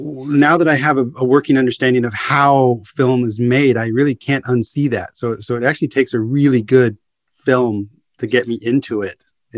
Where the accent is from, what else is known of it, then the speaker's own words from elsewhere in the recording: United States; moved away as an adult; also born or lived in Netherlands; it also helped me cope and survive in the Netherlands as an American, a service oriented American, you know, having in my youth worked at Nordstrom